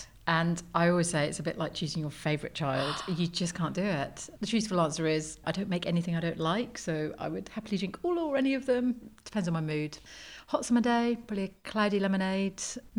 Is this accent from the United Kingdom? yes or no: yes; South Wales, United Kingdom; I grew up in the Wye Valley in South Wales. My grandparents lived in the same village